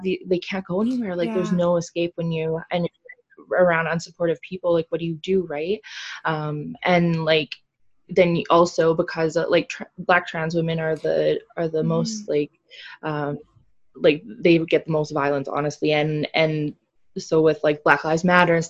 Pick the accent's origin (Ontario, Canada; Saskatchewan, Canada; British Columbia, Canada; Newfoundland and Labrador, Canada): British Columbia, Canada; Prince George; now in Kamloops, Canada; I came from Prince George